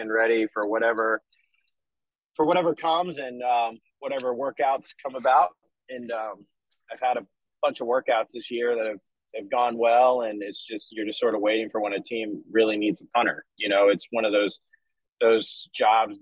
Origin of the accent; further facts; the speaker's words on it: Atlanta, Georgia, United States; moved away as an adult; also born or lived in Los Angeles / Vancouver / Washington, D.C.; now in Birmingham, United States; Being born and raised in Atlanta, I've been fortunate to live in so many places